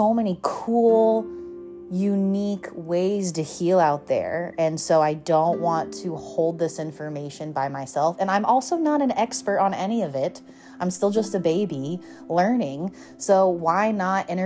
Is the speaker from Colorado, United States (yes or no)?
yes; Colorado, United States; moved away as an adult; now in Southern California, United States; moving from growing up in Colorado to moving to Southern California